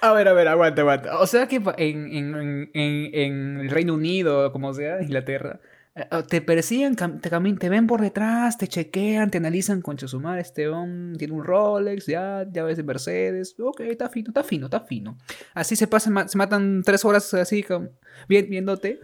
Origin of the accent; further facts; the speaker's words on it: Trujillo, La Libertad, Peru; nosotros que nacimos en Latinoamérica, en Perú y encima en Trujillo